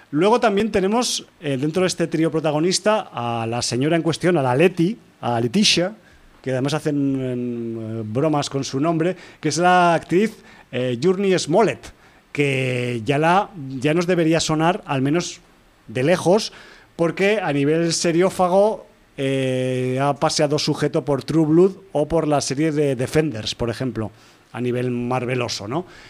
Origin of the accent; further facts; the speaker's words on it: Spain; como europeos eh, de España